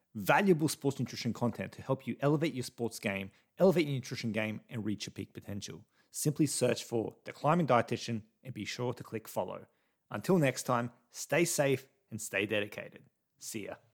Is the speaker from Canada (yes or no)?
no; Australia; as an Aussie